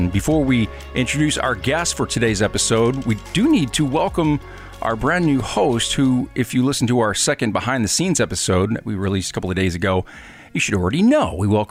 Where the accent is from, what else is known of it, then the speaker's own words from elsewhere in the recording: Michigan, United States; now in Tennessee, United States; Michigan's my home state, so I'm ready to hear about some stories from back home.